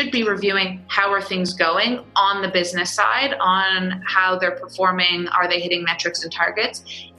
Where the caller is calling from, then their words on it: Toronto, Ontario, Canada; I'm downtown in the tech bubble of Toronto, Canada.